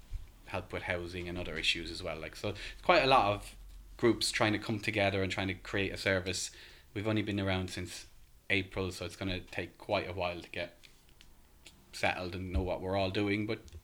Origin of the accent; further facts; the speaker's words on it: Ireland; As you can tell by my accent, I'm not local. I'm from Ireland originally.